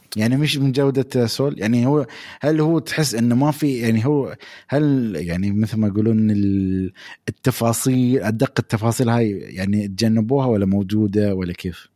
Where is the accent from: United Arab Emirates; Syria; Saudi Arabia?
United Arab Emirates; عندنا في الامارات